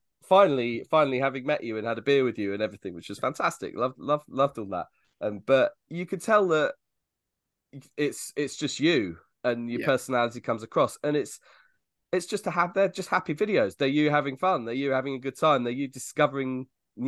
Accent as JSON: {"language": "English", "country": "United Kingdom", "said": "as a Brit"}